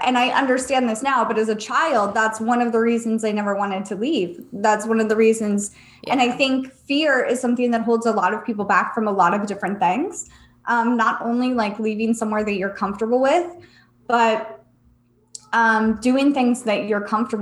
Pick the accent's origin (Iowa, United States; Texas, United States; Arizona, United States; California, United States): California, United States; San Diego; I grew up in San Diego. I went to high school there